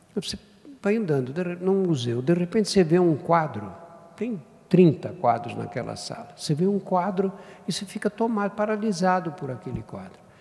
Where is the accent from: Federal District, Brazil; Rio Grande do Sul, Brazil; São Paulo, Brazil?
São Paulo, Brazil; eu nasci no Brás, que na época era um bairro operário